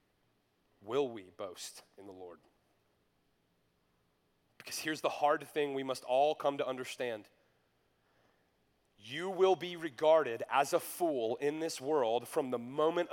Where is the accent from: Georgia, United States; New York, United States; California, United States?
Georgia, United States; North; When I was in high school, I grew up in North Georgia